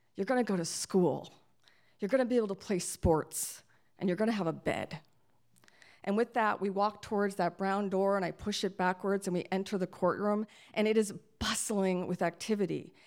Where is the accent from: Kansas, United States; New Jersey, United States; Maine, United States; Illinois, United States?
Maine, United States; Lewiston; my hometown of Lewiston, Maine